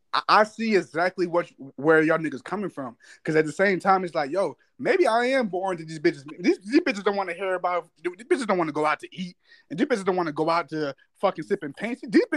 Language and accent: English; Texas, United States; now in Delaware, United States; I'm from Texas, which I'm not lying. I am from Texas, so I don't never claim Delaware when I just meet these bitches. I always say I'm from Texas